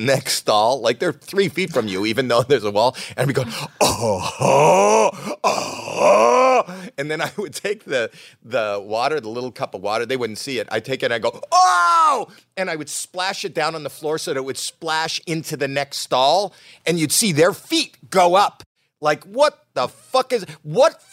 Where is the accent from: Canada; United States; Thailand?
Canada; I'm Canadian